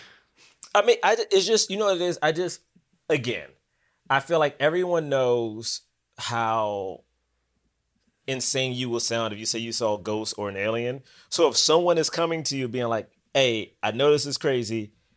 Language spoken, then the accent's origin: English; Washington, District of Columbia, United States; also born or lived in Bronx, New York; now in New York, United States; I'm from Southeast D C